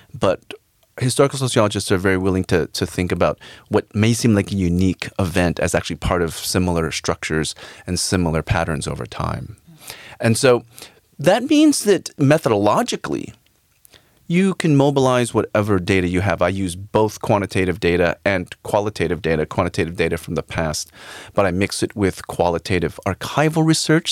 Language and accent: English; United States; I actually was born in in, in the United States, but my parents came from the Philippines